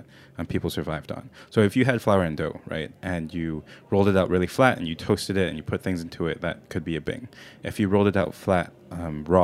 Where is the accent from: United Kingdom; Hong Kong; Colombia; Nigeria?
Hong Kong; now in New York, United States; I'm originally from Hong Kong.